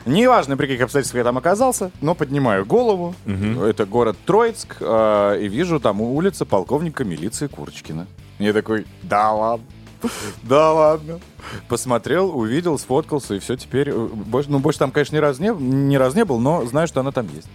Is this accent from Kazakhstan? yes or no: no; Russia; я, э, из Российской Федерации